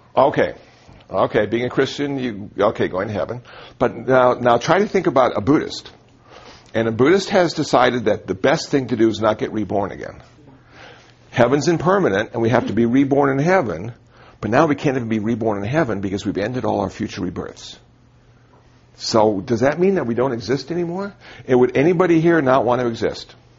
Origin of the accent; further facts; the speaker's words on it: Phoenix, Arizona, United States; also born or lived in Iowa; I was raised in Phoenix, Arizona